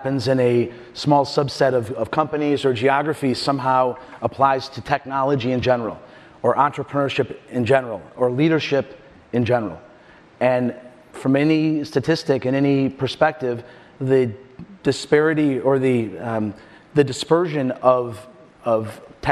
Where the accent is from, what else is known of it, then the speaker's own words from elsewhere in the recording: Michigan, United States; now in Chicago, United States; I grew up in Michigan. I followed the American tradition of heading west. I just stopped in Chicago